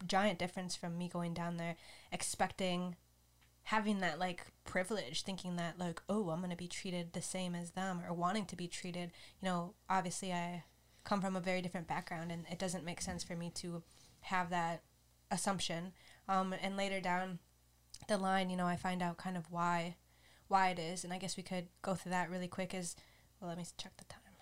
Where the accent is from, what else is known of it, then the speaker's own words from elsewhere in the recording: United States; I was raised in the United States